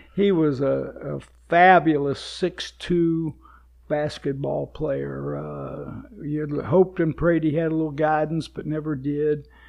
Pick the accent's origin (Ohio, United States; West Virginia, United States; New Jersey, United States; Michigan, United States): West Virginia, United States; Charleston; moved away as an adult; I was born and raised in Charleston, West Virginia